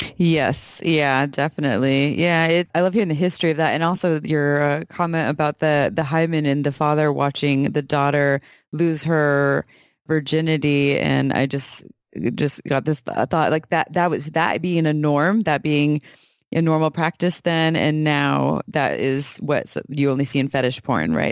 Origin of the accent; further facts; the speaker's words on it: Santa Cruz, California, United States; born and raised in Santa Cruz, such as myself